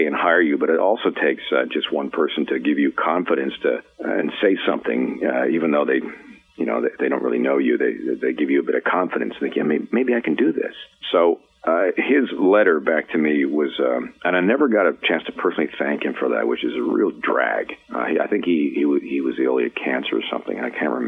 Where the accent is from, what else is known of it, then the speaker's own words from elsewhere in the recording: Peterborough, Ontario, Canada; also born or lived in Vancouver; now in Los Angeles, United States; I remember growing up in Peterborough, Ontario